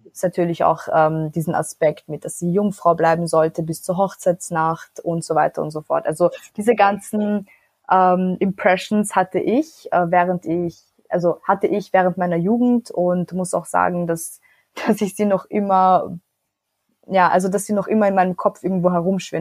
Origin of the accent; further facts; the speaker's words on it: Vienna, Austria; ich bin in Wien geboren und aufgewachsen, aber meine Familie kommt aus Nordmazedonien